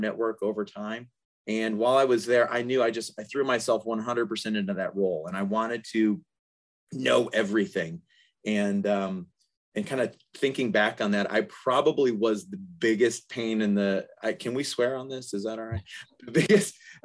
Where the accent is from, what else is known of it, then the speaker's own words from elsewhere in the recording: Detroit, Michigan, United States; moved away as an adult; now in Atlanta, United States; growing up in the Detroit area